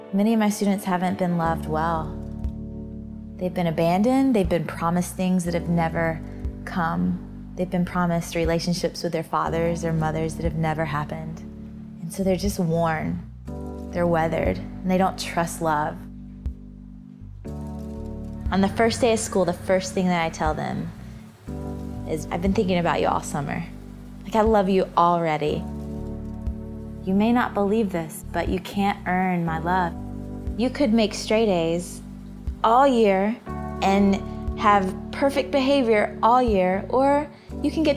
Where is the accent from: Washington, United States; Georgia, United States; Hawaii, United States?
Georgia, United States; born or raised there